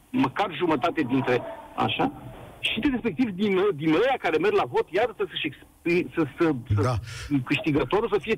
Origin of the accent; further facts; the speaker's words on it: Bucharest, Romania; Sunt bucureștean din sectorul 5.